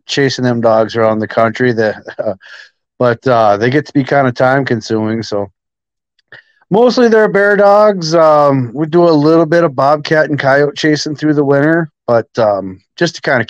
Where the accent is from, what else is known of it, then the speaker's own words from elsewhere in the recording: Northwest Wisconsin, United States; I'm from Northwest Wisconsin here. Enlisted in the Army at 17